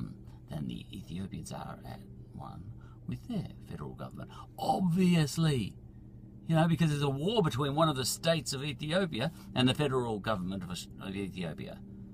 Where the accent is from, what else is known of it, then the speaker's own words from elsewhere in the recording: Victoria, Australia; I'm an Australian first, and I just happen to come from Victoria.